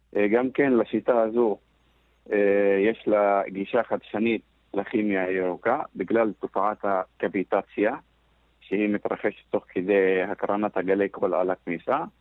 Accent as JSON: {"language": "Hebrew", "region": "Northern District", "country": "Israel", "said": "אני מגיע מאזור ש... 80% מהפרנסה בצפון אצלנו, בכפרים, מגיעה מהחקלאות"}